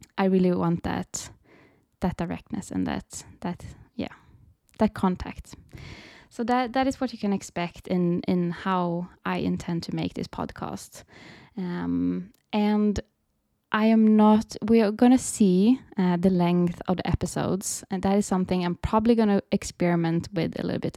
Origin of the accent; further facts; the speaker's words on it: Sweden; I am from Sweden, so I live in Sweden